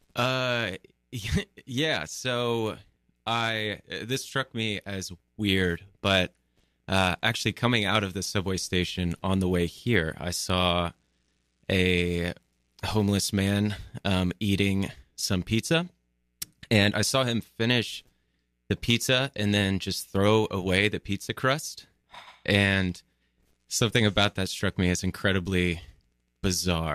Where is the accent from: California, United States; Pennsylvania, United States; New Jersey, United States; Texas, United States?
Texas, United States; moved away as an adult; also born or lived in Austin, Texas; now in New York City, United States; I am originally from Texas